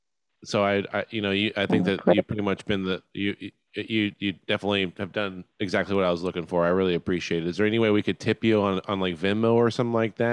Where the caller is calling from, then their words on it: Texas, United States; I'm calling from Texas.